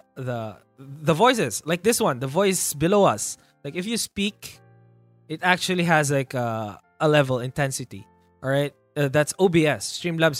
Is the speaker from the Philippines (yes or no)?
yes; Ilocos Region, Philippines; I'm from Ilocos, the farthest from the north